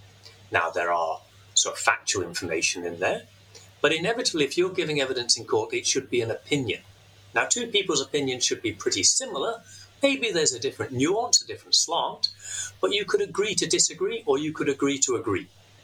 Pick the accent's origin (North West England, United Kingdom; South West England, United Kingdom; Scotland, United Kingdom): Scotland, United Kingdom; Glasgow; accent: Glaswegian; I was born there, I brought up there, and I did so much of my professional life there. If I gave my Glaswegian accent, you would have a real bit of a problem.